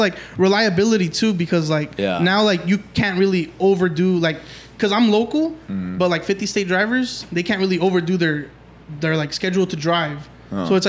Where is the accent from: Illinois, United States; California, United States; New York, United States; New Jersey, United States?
California, United States; Nuevo; I grew up in Nuevo, California.